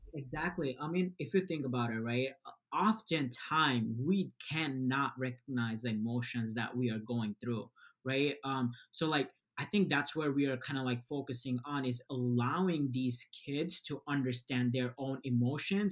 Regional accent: Bangladesh; moved away; I was born in Bangladesh. We we moved here about like 12 years ago.

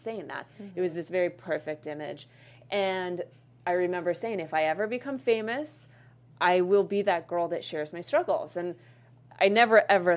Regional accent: Boulder, Colorado, United States; moved away; I'm originally from Boulder, Colorado.

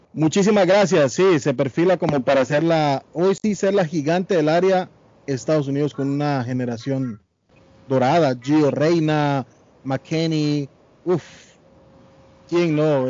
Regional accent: Guatemala; soy guatemalteco

